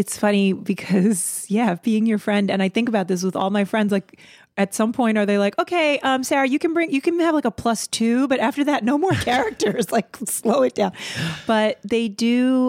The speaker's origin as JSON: {"language": "English", "country": "Russia", "second_language": "English", "said": "I'm from Russia."}